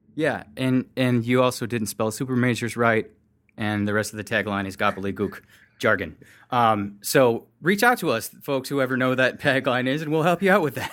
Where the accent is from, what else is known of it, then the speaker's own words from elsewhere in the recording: Michigan, United States; I'm from Michigan